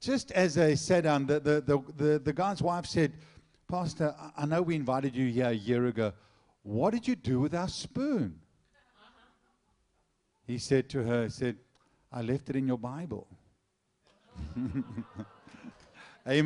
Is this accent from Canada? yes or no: no; South Africa; I'm South African